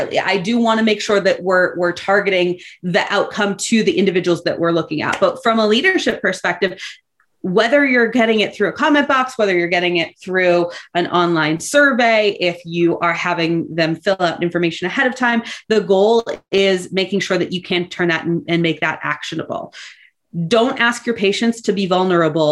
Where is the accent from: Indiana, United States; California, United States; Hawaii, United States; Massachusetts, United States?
Massachusetts, United States; Boston; I am originally from Boston, Massachusetts, and spent my entire youth there